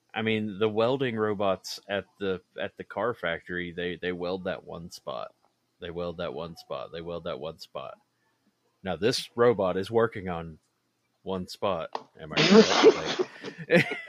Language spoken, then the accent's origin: English; West Virginia, United States; We actually met in West Virginia, uh, which is my home state